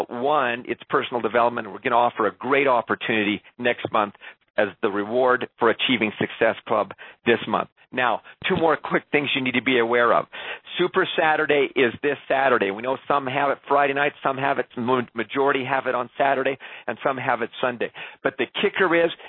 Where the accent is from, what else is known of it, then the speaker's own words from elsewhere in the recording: Canada; being a Canadian